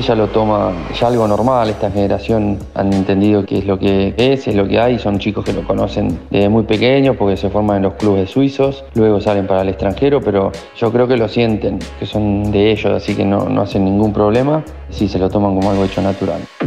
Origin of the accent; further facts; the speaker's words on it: Argentina; moved away as an adult; also born or lived in Switzerland; como yo, argentino